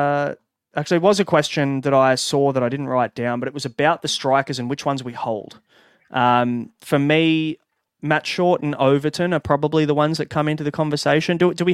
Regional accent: Sydney, New South Wales, Australia; I'm from Sydney

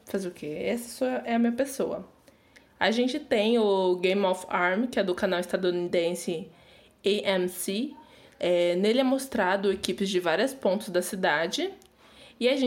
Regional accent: Brazil; a gente é brasileira

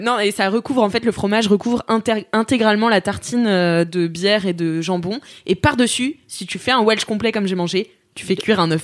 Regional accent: Nantes, Pays de la Loire, France; ma mère est née de Quimper, donc je suis à 50% Bretagne et à 50% Vendéenne, donc je, j'ai, je suis née à Nantes

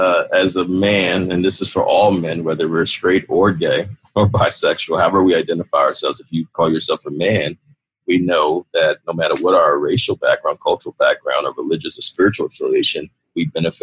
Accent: New York City, New York, United States; You know this, David, as a New Yorker, that we are a diverse city.

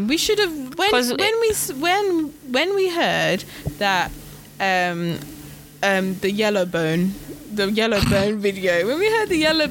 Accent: United Kingdom; I'm British

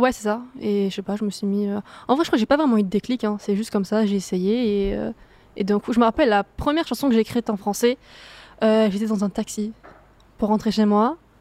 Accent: Marseille, Provence-Alpes-Côte d'Azur, France; je suis de Marseille, mais euh, ouais, je suis allée à Toulouse

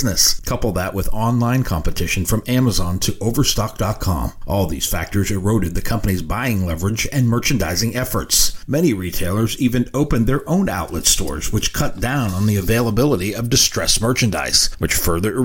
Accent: New England, United States; I grew up in New England.

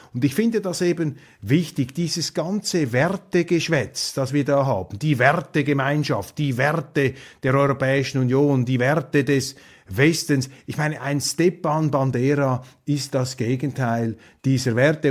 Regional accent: Switzerland; als Schweizer

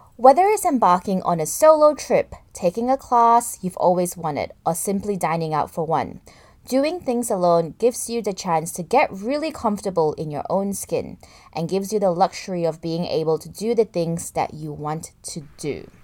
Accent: Kuala Lumpur, Malaysia; growing up in Kuala Lumpur, it's not a walking city per se

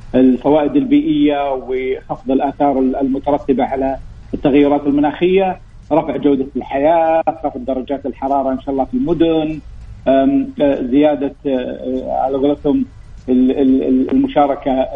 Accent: Saudi Arabia; المملكه رغم انها صحراء ولكن ما هي فقيره في الغطاء النباتي، عندنا اكثر من 2500 نوع من النبات

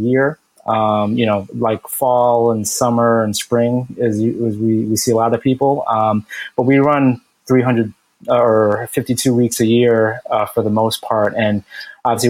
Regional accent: Bloomfield, New Jersey, United States; now in Newark, United States; born and raised in Jersey my whole life, grew up in Essex County, grew up in Bloomfield. So lived there from childhood, and I moved here

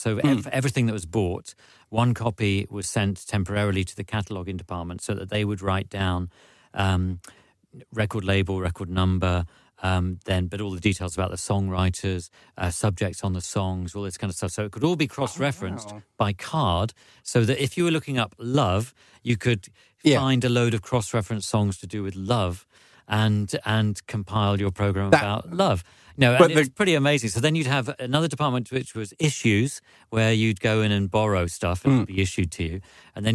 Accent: London, United Kingdom; also born or lived in Norwich; I was originally from London

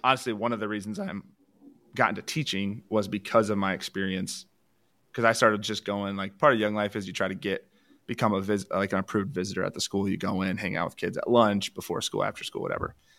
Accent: Allendale, Michigan, United States; I grew up in Allendale. There's a co, Division two college where I grew up.

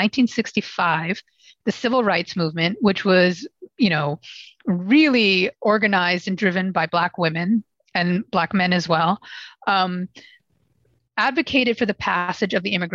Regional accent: New York, United States; I was born and raised. I was born and raised in New York.

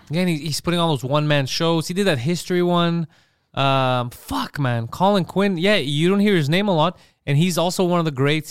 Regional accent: Montreal, Quebec, Canada; we grew up in Park X

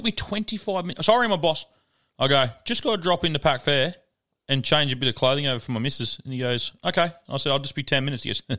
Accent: Wentworth, Australia; I grew up in that area. That's where I grew up in Wentworth through there.

